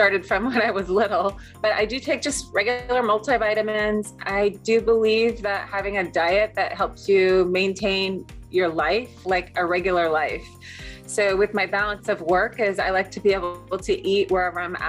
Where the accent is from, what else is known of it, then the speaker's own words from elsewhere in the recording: Seattle, Washington, United States; I'm from Seattle